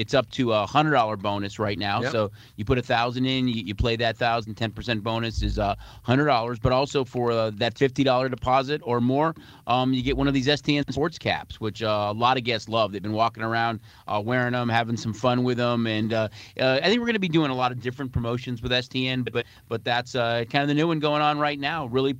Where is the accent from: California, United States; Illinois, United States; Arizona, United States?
Illinois, United States; Chicago; growing up in Chicago